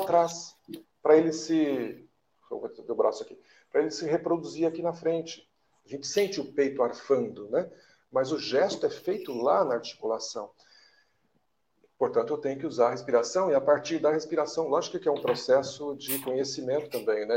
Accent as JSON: {"language": "Portuguese", "region": "Minas Gerais", "country": "Brazil", "said": "eu da sou mineiro"}